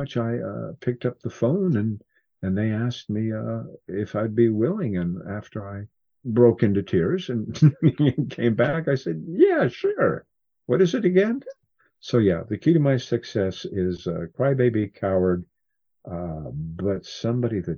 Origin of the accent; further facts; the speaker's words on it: Cascade Mountains in Washington, United States; I grew up in the Cascade Mountains in Washington